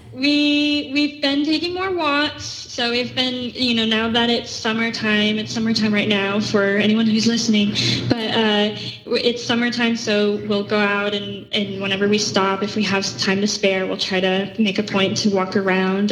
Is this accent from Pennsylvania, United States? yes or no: no; Tulsa, Oklahoma, United States; Oklahoma, Tulsa.